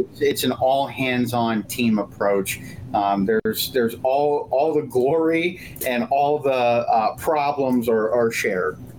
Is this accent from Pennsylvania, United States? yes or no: yes; Erie, Pennsylvania, United States; moved away; a partner in a cigar lounge in Erie, Pennsylvania, my hometown